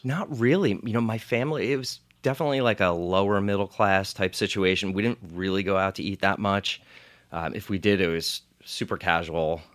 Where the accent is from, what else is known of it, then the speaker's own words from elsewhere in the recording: Monmouth County, New Jersey, United States; I grew up in Monmouth County, New Jersey